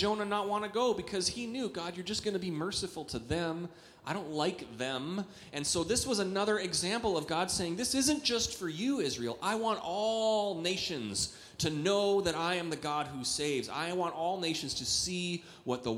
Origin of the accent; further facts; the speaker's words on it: Canada; also born or lived in Eagan, Minnesota; now in United States; I grew up in Canada, which is not, I'm a Canadian